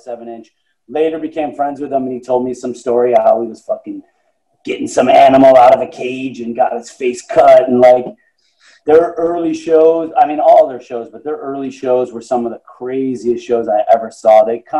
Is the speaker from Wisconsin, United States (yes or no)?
no; Buffalo, New York, United States; I grew up in Buffalo, and that's like a little over two hours to Syracuse